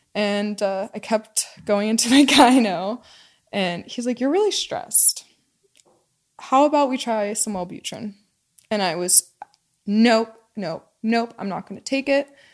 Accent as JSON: {"language": "English", "region": "Pennsylvania", "country": "United States", "tie": "born or raised there", "moved": "yes", "said": "I grew up in Pennsylvania"}